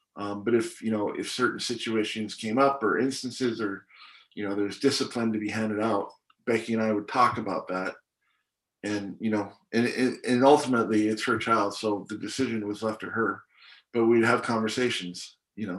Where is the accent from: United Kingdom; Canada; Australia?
Canada; also born or lived in Hong Kong; now in United States; born and raised in Hong Kong, grew up in Canada, and now I live in the States